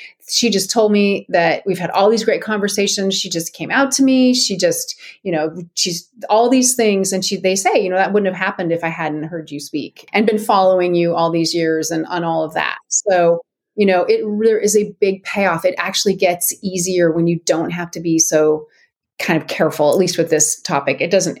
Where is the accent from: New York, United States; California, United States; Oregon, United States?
Oregon, United States; Ashland; moved away as an adult; So when I was 21, I moved to Seattle from Ashland, Oregon, which is a little town in Southern Oregon.